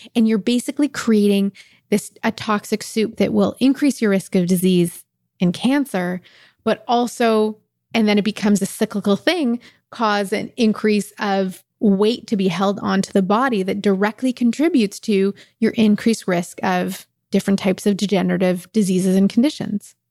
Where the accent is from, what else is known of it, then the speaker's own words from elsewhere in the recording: Kuwait; I'm from Kuwait.